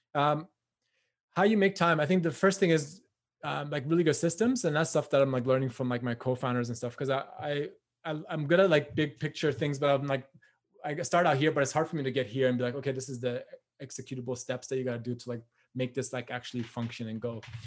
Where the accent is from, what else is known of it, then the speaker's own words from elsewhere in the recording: Newmarket, Ontario, Canada; I'm from Newmarket, Ontario, which is like not a huge town, just like north of like Richmond Hill.